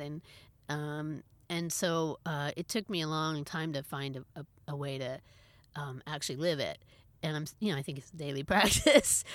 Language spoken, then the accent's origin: English; Berkeley, California, United States; I grew up in Berkeley, California